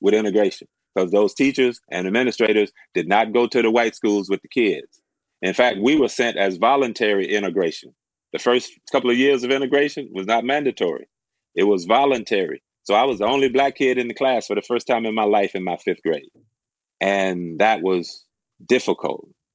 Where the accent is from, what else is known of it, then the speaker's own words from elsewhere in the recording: Tennessee, United States; now in Oregon, United States; I grew up in Tennessee, a small town about 60 miles from Memphis